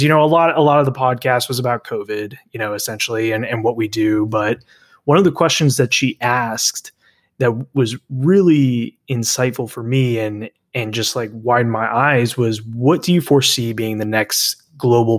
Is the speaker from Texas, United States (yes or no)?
yes; Dallas, Texas, United States; my hometown of Dallas